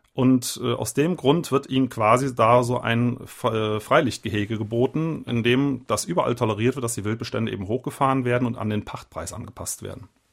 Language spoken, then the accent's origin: German; Eifel, Rhineland-Palatinate, Germany; ich komme ja aus der Eifel